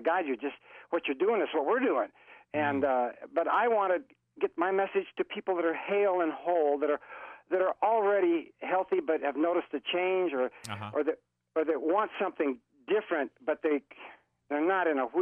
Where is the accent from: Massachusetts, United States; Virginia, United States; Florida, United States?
Florida, United States; I'm from Florida